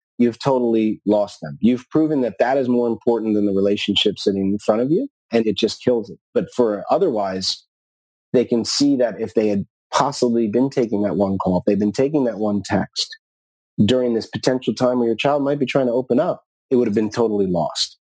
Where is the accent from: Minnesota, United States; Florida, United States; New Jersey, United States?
New Jersey, United States; I used to watch the Giants play in my hometown where I grew up in New Jersey